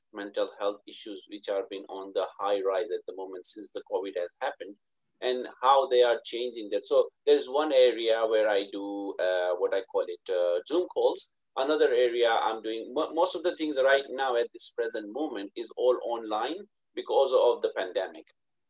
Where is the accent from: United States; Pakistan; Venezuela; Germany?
Pakistan; now in United Kingdom; So, and as I said, I came from Pakistan to UK.